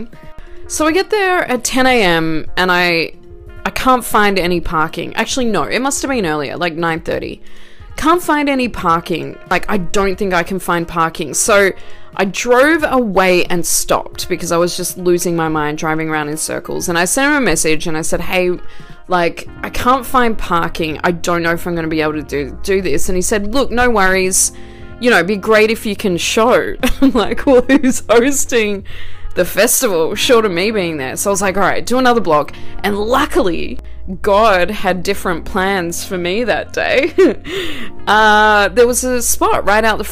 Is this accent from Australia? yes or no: yes; Australia; moved away; Obviously I'm not from here, I'm Australian